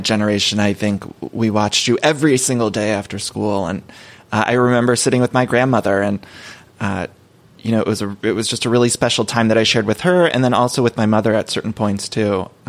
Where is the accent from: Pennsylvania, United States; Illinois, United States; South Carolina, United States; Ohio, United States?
Ohio, United States; Solon; moved away as an adult; now in Los Angeles, United States; I grew up in Ohio